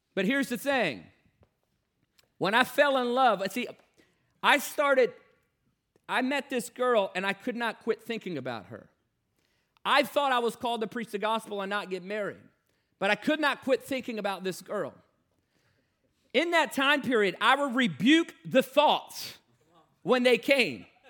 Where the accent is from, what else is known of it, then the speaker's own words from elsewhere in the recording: Newport News, Virginia, United States; I grew up in Newport News, Virginia